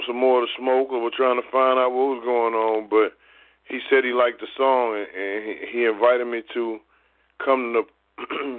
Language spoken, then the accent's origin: English; Mississippi, United States; moved away; also born or lived in Texas / Denver; I was born in Denver, but I left there when I was like 6 weeks old. And so I was raised in Mississippi and Texas.